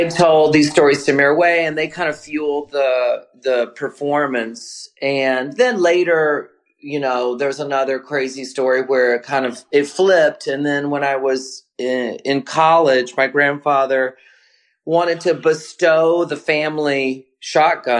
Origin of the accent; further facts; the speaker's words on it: the South, United States; now in New York, United States; I'm from the South.